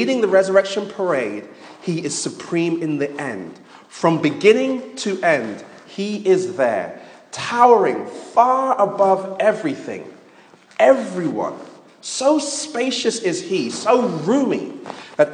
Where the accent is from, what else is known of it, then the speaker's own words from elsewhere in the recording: London, United Kingdom; moved away as an adult; also born or lived in Manchester; I grew up in London. I'm a London boy from London Town, as they say.